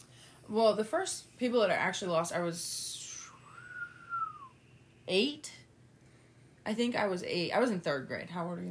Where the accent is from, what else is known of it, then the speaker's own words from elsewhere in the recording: West Virginia, United States; also born or lived in Toledo, Ohio; I'm from Toledo, but we, you know, had moved to West Virginia. And I'd been living there since I was 3, living here